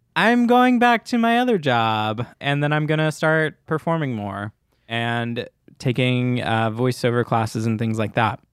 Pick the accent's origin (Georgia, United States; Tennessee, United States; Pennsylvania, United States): Tennessee, United States; Munford; I'm from like north of Memphis, Tennessee, but it's from a town that no one will know